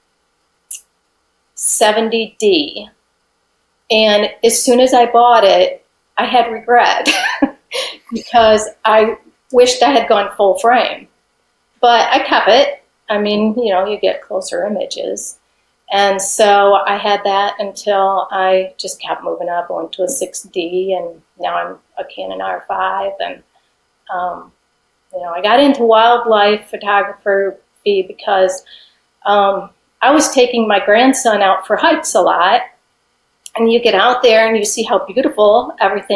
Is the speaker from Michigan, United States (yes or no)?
yes; Michigan, United States; moved away as an adult; now in Tennessee, United States; I was born and raised in Michigan, and in 1993, we moved to Tennessee